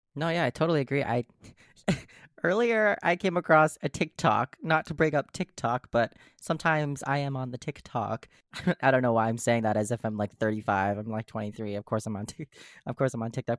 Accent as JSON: {"language": "English", "town": "Carver", "region": "Minnesota", "country": "United States", "tie": "born or raised there", "said": "I grew up in Carver, Minnesota"}